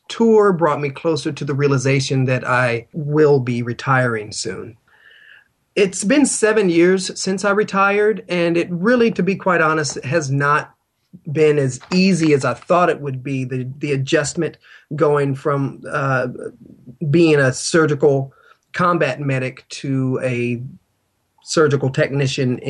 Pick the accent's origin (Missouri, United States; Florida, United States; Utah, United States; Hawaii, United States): Florida, United States; Navarre; from Navarre, Florida.